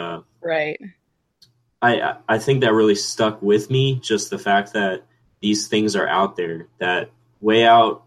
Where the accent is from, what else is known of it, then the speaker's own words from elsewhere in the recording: Florida, United States; also born or lived in Gainesville, Florida / Jupiter, Florida; I'm from Florida